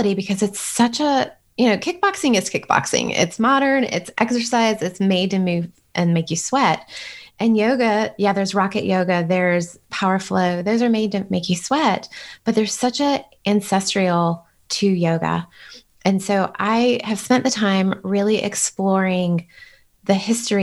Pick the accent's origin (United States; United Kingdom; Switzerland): United States; I'm Western, like I'm as American as it comes